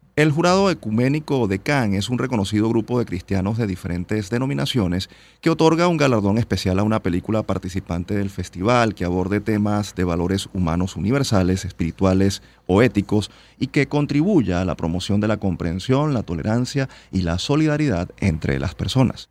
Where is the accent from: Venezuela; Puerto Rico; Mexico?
Venezuela; nos sentimos muy orgullosos como venezolanos